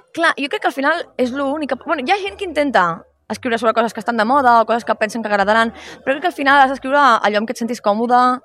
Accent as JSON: {"language": "Catalan", "region": "Catalonia", "country": "Spain", "first_language": "Catalan", "said": "sóc catalana, europea, espanyola"}